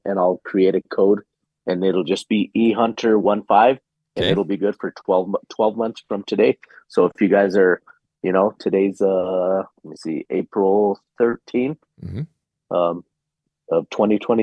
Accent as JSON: {"language": "English", "region": "New Mexico", "country": "United States", "said": "we're from New Mexico."}